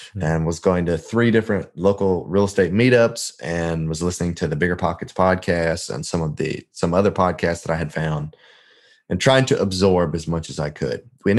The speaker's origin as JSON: {"language": "English", "town": "Memphis", "region": "Tennessee", "country": "United States", "said": "I am actually not from Indiana. I'm technically from Memphis. That's what I tell most folks. But my dad was in the military. We kind of lived a little bit everywhere. But Memphis is where we lived the longest."}